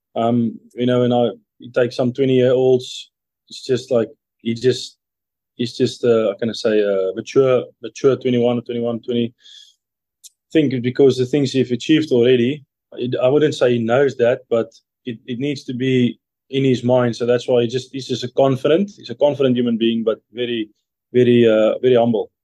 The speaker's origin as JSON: {"language": "English", "town": "Modimolle", "region": "Limpopo", "country": "South Africa", "moved": "as an adult", "lives_now": "Lyon, France", "said": "I'm a guy from Nelstrom in South Africa, a small town"}